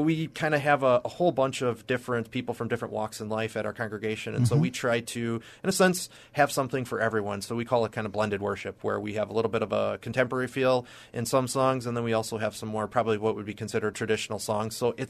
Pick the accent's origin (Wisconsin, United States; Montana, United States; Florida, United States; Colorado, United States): Wisconsin, United States; Watertown; So I grew up in Watertown, Wisconsin, and you can probably hear that in my accent. I always get that down here. But it's a little warmer down here than up there.